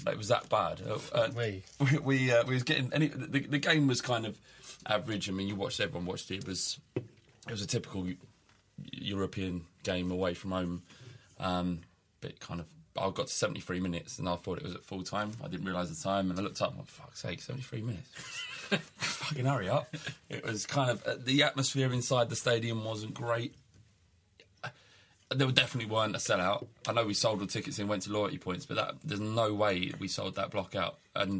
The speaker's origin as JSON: {"language": "English", "region": "England", "country": "United Kingdom", "said": "Yeah, because we're English."}